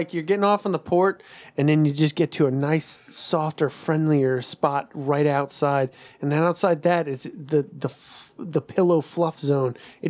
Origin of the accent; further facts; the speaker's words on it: Louisiana, United States; I'm not from here. You're not? And I was like, no, I'm from Louisiana.